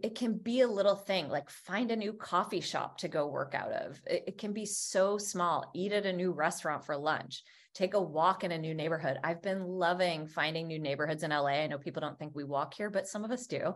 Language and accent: English; Vermont, United States; I grew up in Vermont